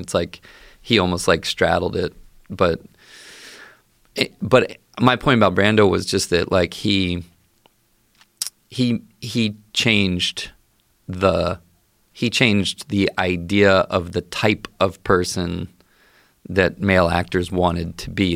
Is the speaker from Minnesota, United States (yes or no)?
no; Baltimore, Maryland, United States; I grew up in the Baltimore area